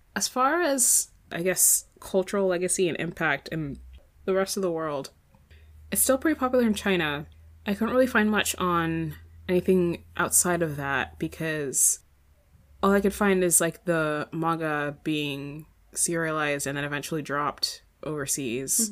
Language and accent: English; Ireland; accent: kind of Irish; moved away; I'd have like a, a kind of Irish accent